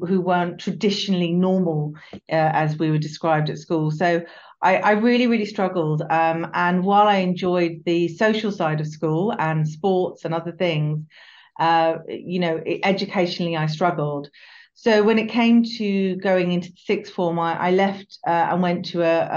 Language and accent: English; United Kingdom; also born or lived in London; I grew up just outside of London